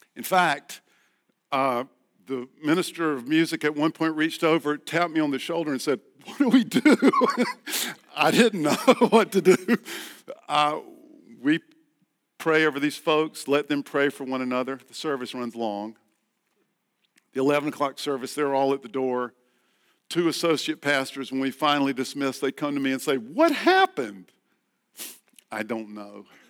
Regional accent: the Carolinas, United States; also born or lived in Boston; now in Northern Virginia, United States; We're from the Carolinas

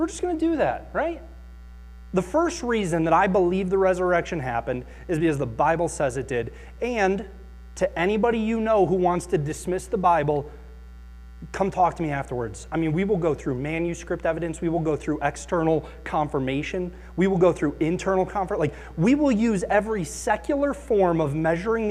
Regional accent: Akron, Ohio, United States; I grew up in Akron

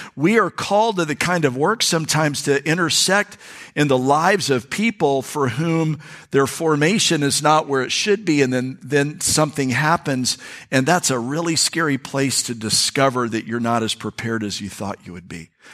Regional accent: North Florida, United States; we're from North Florida. I mean, North Florida people.

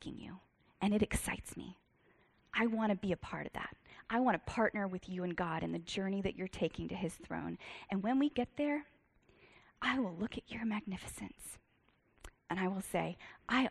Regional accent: Virginia, United States; I'm from Virginia

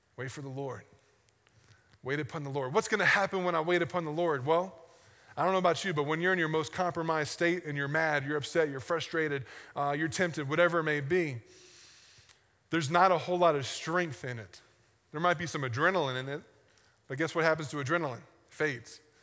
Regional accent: the South, United States; I grew up in the South, and we have sayings that don't mean anything, but we say 'em all the time

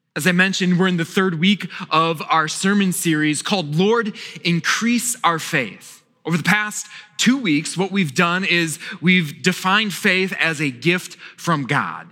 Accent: Wisconsin, United States; now in Virginia, United States; I grew up in Wisconsin

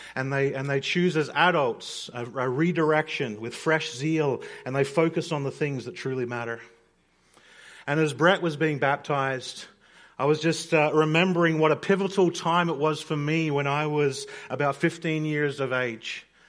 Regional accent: Australia; growing up in Australia

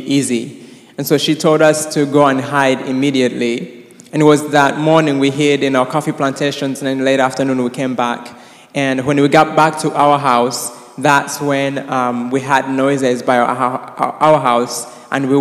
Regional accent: Rwanda; I was born and raised in Rwanda

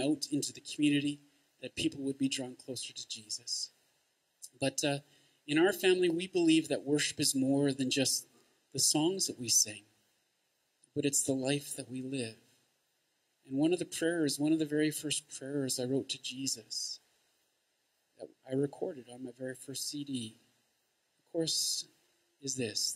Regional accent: St. Albert, Alberta, Canada; I'm from St. Albert

